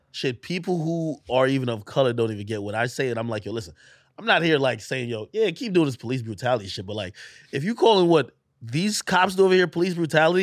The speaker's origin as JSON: {"language": "English", "region": "Clarendon", "country": "Jamaica", "tie": "born or raised there", "also_born_or_lived": "Spanish Town, Jamaica / Texas, United States", "moved": "yes", "lives_now": "United States", "said": "I was born in Spanish Town. We grew up in, um, uh, in Clarendon, it's Clarendon, it was a southern parish"}